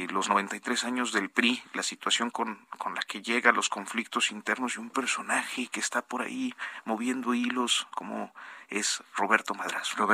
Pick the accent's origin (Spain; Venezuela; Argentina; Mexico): Mexico; Coahuila; A mí me lleva a recordar cuando era muy joven cómo eh, en ocasiones cuando allá en, el estado de donde yo soy, en el estado de Coahuila, en el municipio, nos, nos detenía la policía